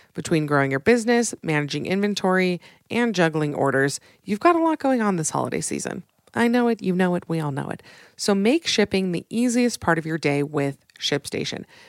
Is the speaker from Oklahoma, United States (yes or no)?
no; Utah, United States; my home state of Utah